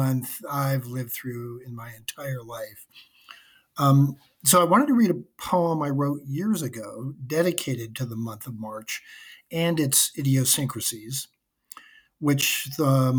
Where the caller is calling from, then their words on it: South Burlington, Vermont, United States; I'm calling from South Burlington, Vermont